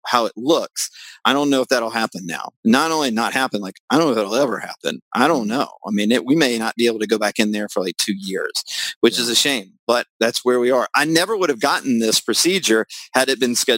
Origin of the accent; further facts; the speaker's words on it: the South, United States; I'm from the South